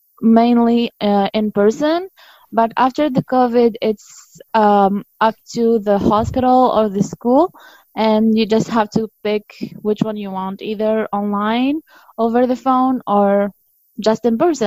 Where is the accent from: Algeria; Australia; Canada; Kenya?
Algeria; Béjaïa, Béjaïa Province; English is a second language; moved away as an adult; now in United States; I'm not from the capital city. I'm from one of the biggest cities. I'm from Béjaïa. It's a coastal city.